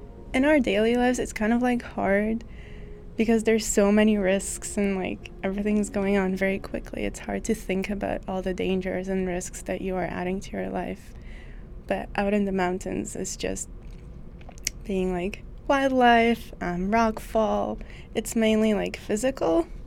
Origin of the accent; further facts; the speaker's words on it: Lebanon; I come from Lebanon, and a portion of the Lebanese population is Catholic